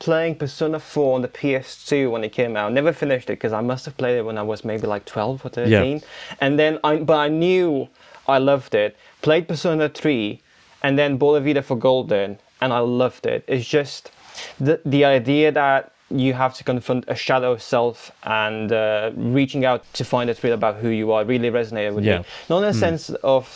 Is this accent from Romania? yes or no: yes; Romania; now in United Kingdom; So I'm from the UK, born and raised in Romania, but I live in the UK